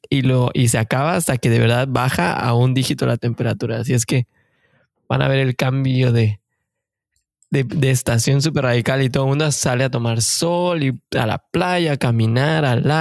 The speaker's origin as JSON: {"language": "Spanish", "country": "Mexico", "said": "como saben, somos mexicanos de corazón que venimos en busca del famosísimo sueño canadiense."}